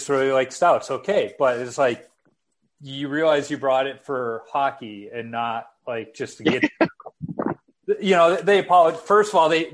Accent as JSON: {"language": "English", "town": "Chicago", "region": "Illinois", "country": "United States", "tie": "born or raised there", "said": "I'm a Southside kid. You know, I grew up in the Beverly Mount Greenwood neighborhood where they have the Southside Irish Parade"}